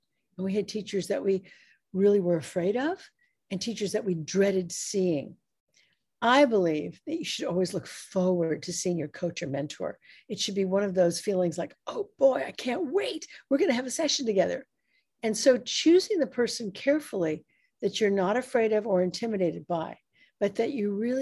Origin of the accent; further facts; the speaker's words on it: United States; I'm an American